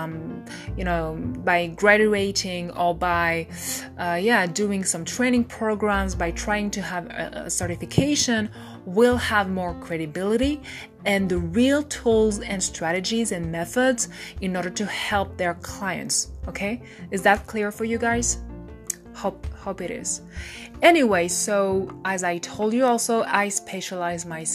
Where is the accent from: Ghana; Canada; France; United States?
France; I'm French